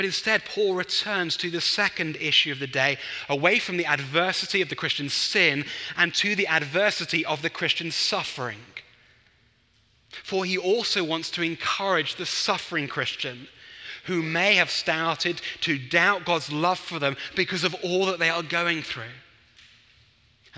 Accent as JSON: {"language": "English", "region": "England", "country": "United Kingdom", "said": "as an Englishman"}